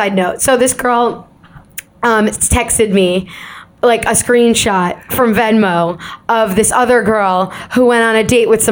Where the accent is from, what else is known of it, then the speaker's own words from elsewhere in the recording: Long Island, New York, United States; we were from Long Island